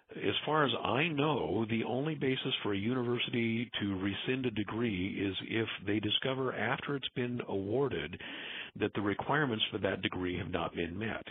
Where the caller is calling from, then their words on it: Southern California, United States; I'm calling from Southern California.